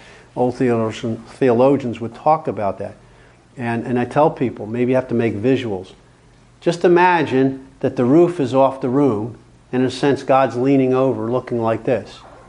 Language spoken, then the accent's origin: English; New Jersey/Pennsylvania, United States; now in California, United States; I had to learn that when I came out from New Jersey, Pennsylvania area, to California.